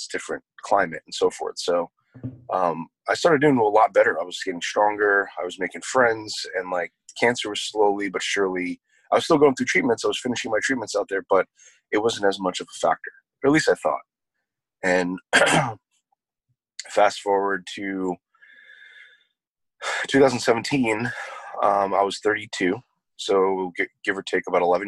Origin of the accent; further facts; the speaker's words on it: New York, United States; moved away; also born or lived in New Jersey; originally I'm from New York, and my parents moved to New Jersey kind of in the middle of my treatments